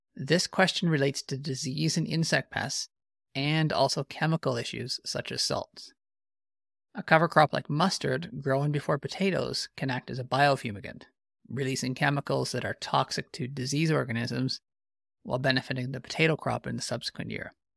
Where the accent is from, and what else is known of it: Canada